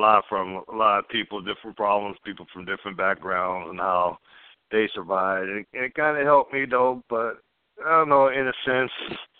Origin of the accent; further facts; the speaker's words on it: California, United States; also born or lived in Oceanside; now in Orange County, United States; I was born in Oceanside, California, San Diego